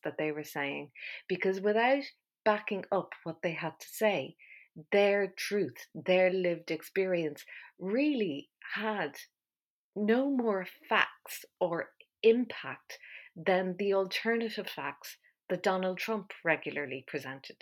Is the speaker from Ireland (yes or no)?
yes; Ireland; I'm Irish.